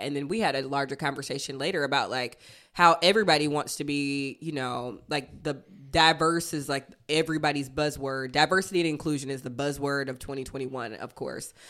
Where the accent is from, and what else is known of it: Athens, Georgia, United States; born or raised there